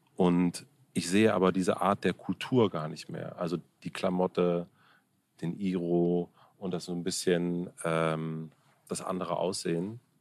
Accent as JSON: {"language": "German", "region": "southern Brandenburg", "country": "Germany", "moved": "yes", "said": "ich bin ursprünglich aus Südbrandenburg"}